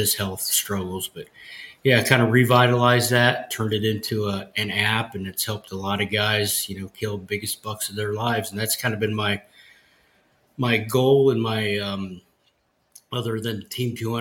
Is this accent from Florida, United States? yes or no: no; Ohio, United States; born and raised in Ohio